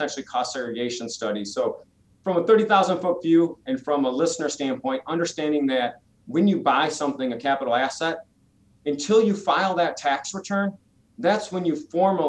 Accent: Michigan, United States; moved away; I'm originally from Michigan

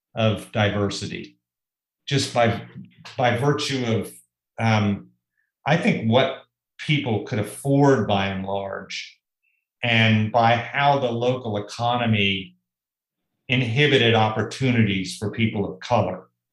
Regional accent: Tulsa, Oklahoma, United States; moved away; growing up in Tulsa

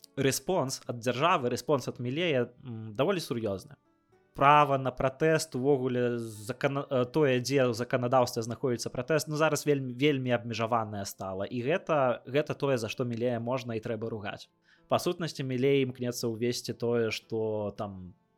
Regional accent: Belarus; я беларус

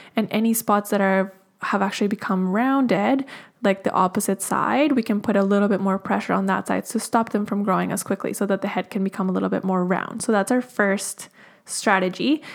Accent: Colombia; moved away; I'm originally from Colombia in South America

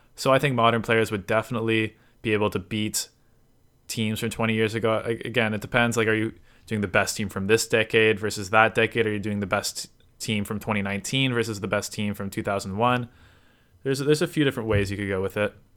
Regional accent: Toronto, Ontario, Canada; I'm from Toronto, Canada.

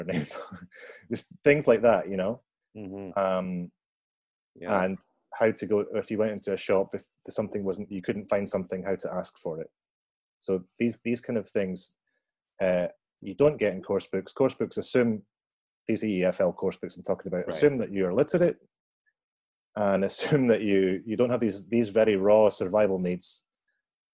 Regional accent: Perth, Scotland, United Kingdom; my hometown, which is Perth in Scotland

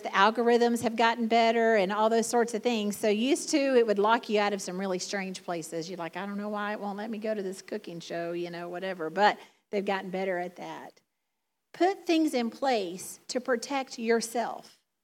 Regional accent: the South, United States; accent: Southern; now in Michigan, United States; my Southern drawl, my Southern accent

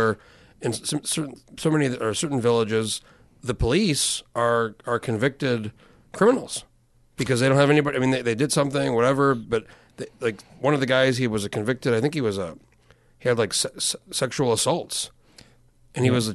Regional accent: New Mexico, United States; now in Alaska, United States; I'm from New Mexico originally, which is a big state

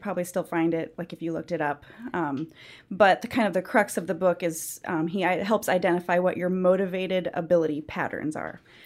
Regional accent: central Iowa, United States; moved away as an adult; also born or lived in Arkansas / Minneapolis / Colorado; now in Georgia, United States; I am originally from the Midwest, specifically central Iowa. So I did all of my growing up years and beginning adult years college in central Iowa.

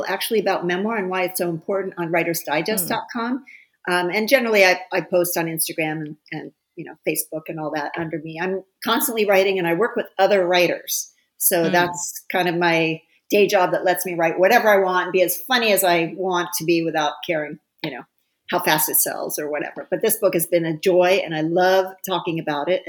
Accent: Ohio, United States; my hometown in Ohio

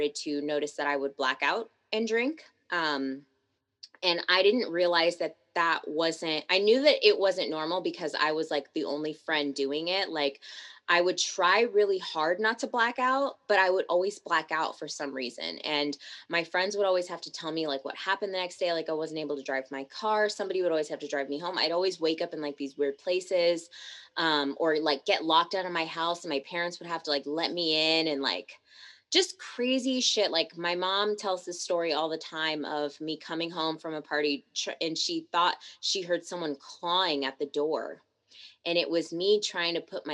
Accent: Tacoma, Washington, United States; also born or lived in Seattle; I come from Tacoma, which is like a smaller city on the outskirts of Seattle

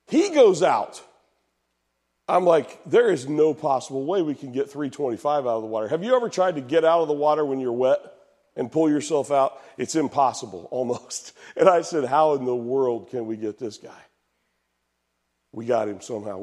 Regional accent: Marion, Indiana, United States; moved away as an adult; Mississinewa River in Marion, Indiana, I grew up

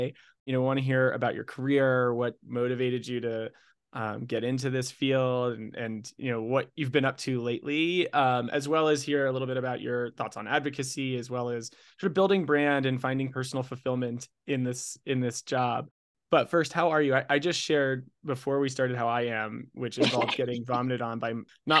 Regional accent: South Florida, United States; I'm also from South Florida

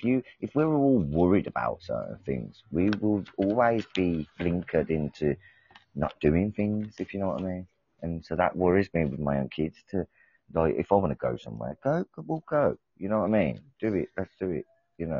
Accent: England, United Kingdom; But I'm from England, like obviously I'm not Americano, but I mean American, sorry.

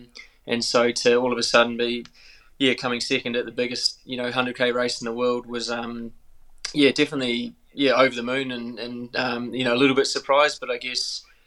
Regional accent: New Zealand; accent: Kiwi; a Kiwi, and I've been in New Zealand a bit more the last couple of years, so it's quite cool getting my Kiwi accent back, because I think I was a bit of a hybrid sort of Aussie Kiwi for a while there

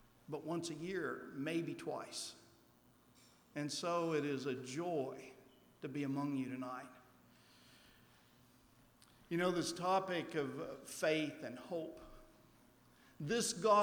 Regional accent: Oklahoma, United States; moved away; I grew up down in Oklahoma

